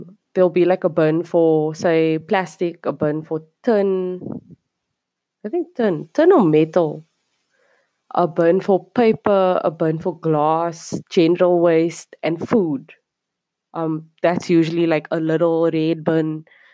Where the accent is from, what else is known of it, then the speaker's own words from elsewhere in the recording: Cape Town, Western Cape, South Africa; moved away as an adult; now in South Korea; I'm from Cape Town, South Africa, coming at you from somewhere South Korea